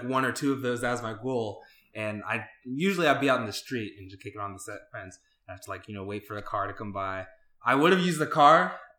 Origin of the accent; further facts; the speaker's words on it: Atlanta, Georgia, United States; Atlanta raised, American raised, being just like a straight American.